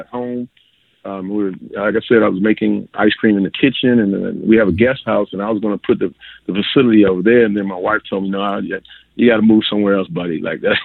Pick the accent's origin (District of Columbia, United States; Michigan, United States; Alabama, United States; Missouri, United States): District of Columbia, United States; Washington; moved away as an adult; now in Clarksdale, United States; I met my wife actually in Washington, D.C., where I'm originally from